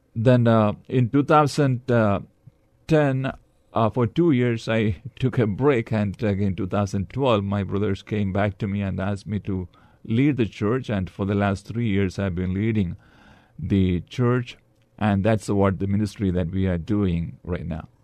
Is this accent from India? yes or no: yes; Kerala, India; also born or lived in Dallas, Texas; now in San Antonio, United States; I'm from India. I was born and brought up in the southern state of Kerala